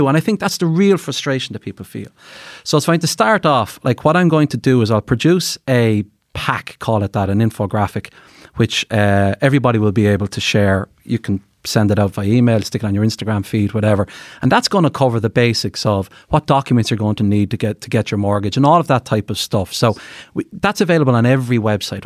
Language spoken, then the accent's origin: English; Carlow, Leinster, Ireland; now in Dublin, Ireland; I'm from the country, I'm from Carlow